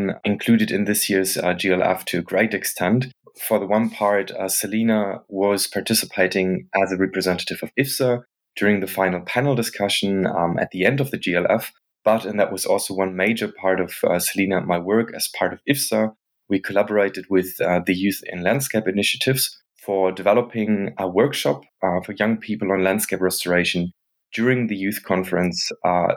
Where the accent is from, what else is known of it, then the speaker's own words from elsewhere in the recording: Germany; moved away as an adult; now in Netherlands; I grew up in Germany and I'm currently living in the Netherlands